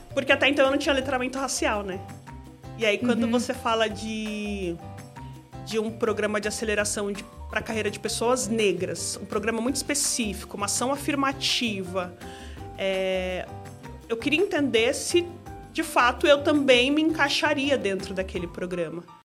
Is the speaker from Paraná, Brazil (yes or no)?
no; São Paulo, Brazil; sou moradora do bairro do Mandaqui, Zona Norte. Nasci no Mandaqui, praticamente moro na mesma região